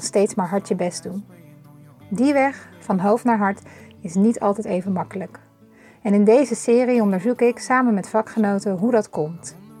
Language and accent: Dutch; Leiden, South Holland, Netherlands; we komen hier allebei ook vandaan